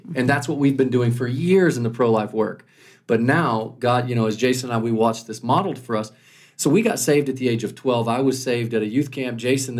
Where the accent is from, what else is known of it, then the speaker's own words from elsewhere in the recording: Dallas, Texas, United States; started a church in Dallas, Texas. So we grew up in Dallas.